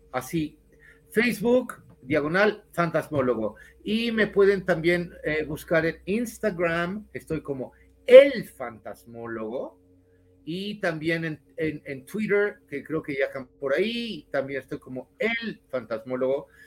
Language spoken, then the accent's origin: Spanish; Ciudad Juárez, Chihuahua, Mexico; soy de Ciudad Juárez.